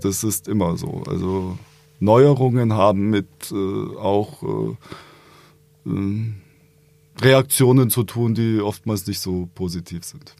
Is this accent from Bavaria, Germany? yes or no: yes; Augsburg, Bavaria, Germany; in Augsburg, äh, was meine Geburtsstadt ist, angefangen, in die Grundschule zu gehen